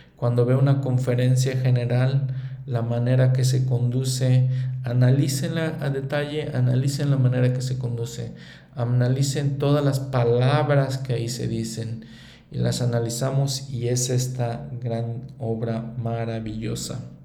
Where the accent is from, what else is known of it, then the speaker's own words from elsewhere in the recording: Mexico; como mexicano, para mí el libro de Mormón me enseña muchas cosas